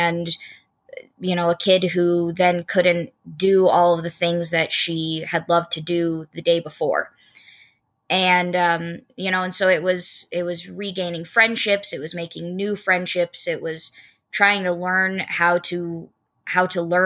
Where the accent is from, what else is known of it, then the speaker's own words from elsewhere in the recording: Port Angeles, Washington, United States; I'm originally from Northwest Washington, a small town called Port Angeles